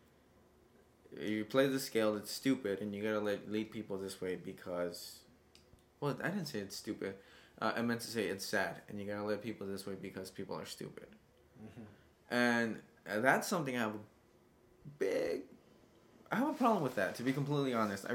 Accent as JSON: {"language": "English", "country": "United States", "tie": "born or raised there", "said": "I grew up in America"}